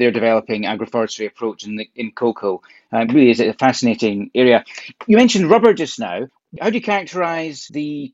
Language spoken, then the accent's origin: English; Scotland, United Kingdom; I grew up in Scotland